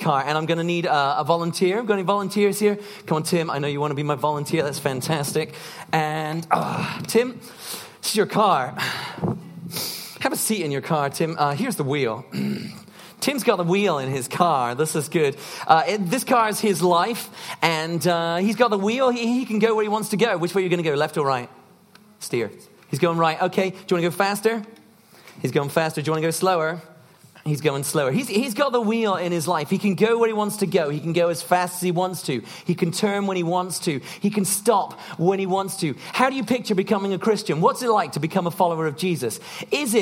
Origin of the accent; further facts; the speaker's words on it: United Kingdom; we're British